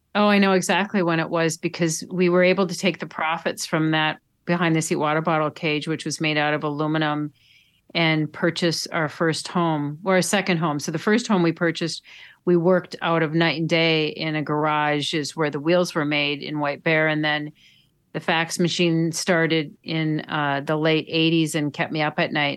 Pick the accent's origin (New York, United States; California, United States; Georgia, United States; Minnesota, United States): Minnesota, United States; Duluth; I grew up in Duluth